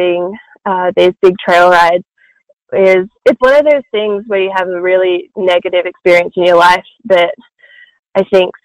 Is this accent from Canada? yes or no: no; Australia; As an Australian